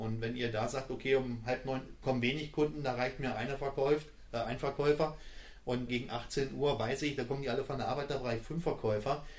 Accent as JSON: {"language": "German", "town": "Bad Karlshafen", "region": "Hesse", "country": "Germany", "tie": "born or raised there", "also_born_or_lived": "Schalke (Gelsenkirchen), North Rhine-Westphalia / Kassel", "said": "Ich bin in dem ja, schönen Bad Karlshafen groß geworden"}